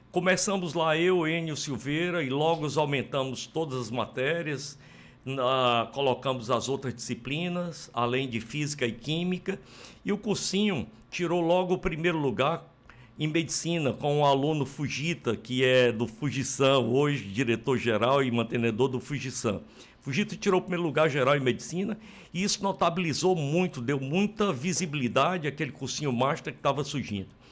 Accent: Sobral, Ceará, Brazil; eu sou de United States of Sobral

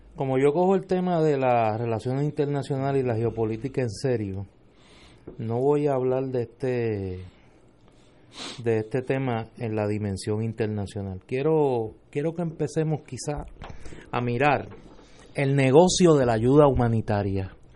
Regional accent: Puerto Rico; como puertorriqueño

